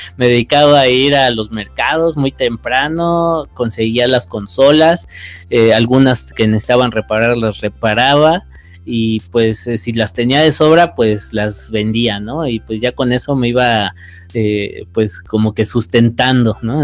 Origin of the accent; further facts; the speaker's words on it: Mexico City, Mexico; moved away as an adult; now in Guanajuato, Mexico; Soy de la Ciudad de México, pero actualmente estoy radicando en el Bajío, en, Guanajuato.